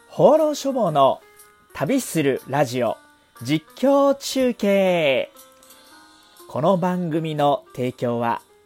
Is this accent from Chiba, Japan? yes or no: yes; Chiba, Japan; 私の実家がありますこの千葉